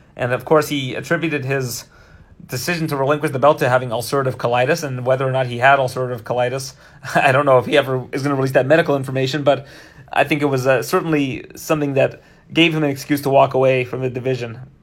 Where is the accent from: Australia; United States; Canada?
Canada; as a Canadian